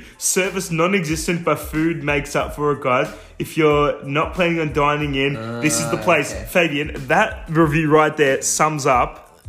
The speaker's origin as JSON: {"language": "English", "town": "Tullamarine", "region": "Victoria", "country": "Australia", "tie": "born or raised there", "said": "I grew up in Tullamarine"}